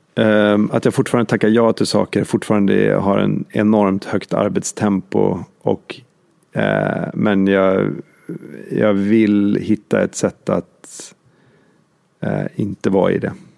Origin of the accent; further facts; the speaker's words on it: Åre, Jämtland, Sweden; vi kommer ju bägge två från Jämtland, vi är uppväxta i Åre